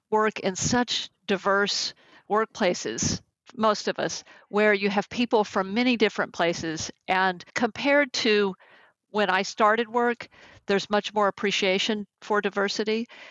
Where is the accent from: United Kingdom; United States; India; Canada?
United States; Texas; accent: Texas; now in California, United States; though I've lived in California now for more than 30 years, my Texas accent still comes out, especially with certain words